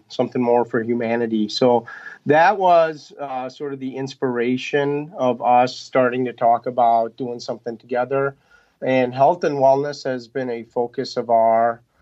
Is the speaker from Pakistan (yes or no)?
yes; Pakistan; moved away; we're originally from Pakistan.